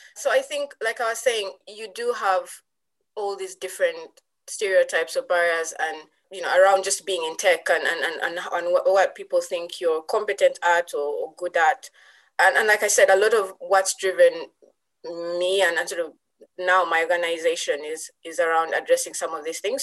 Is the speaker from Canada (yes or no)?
no; Uganda; moved away as an adult; now in United Kingdom; I was from Uganda